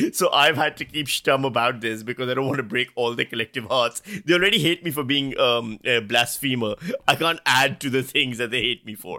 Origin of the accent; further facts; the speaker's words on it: Pakistan; now in Australia; I'm Pakistani. I was born in Pakistan, I grew up in Pakistan.